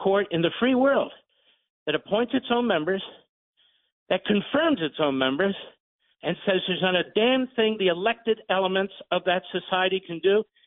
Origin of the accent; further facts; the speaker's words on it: Philadelphia, Pennsylvania, United States; I'm from Philadelphia